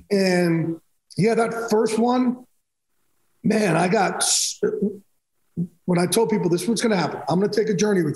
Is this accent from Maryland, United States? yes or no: no; Jersey Shore, New Jersey, United States; I'm from Jersey Shore